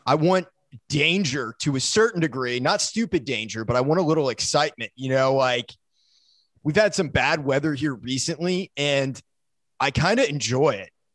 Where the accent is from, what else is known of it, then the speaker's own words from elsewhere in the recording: Maine, United States; also born or lived in South Florida; And then I moved up to Maine